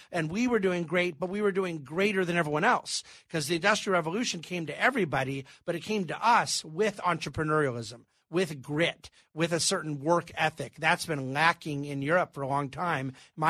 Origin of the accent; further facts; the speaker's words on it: United States; My concern as an American